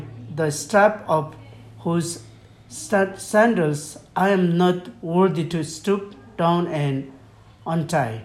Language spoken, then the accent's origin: English; Nepal; first language Lhomi; English is a second language; I'm from Nepal, and I am the elder of my own church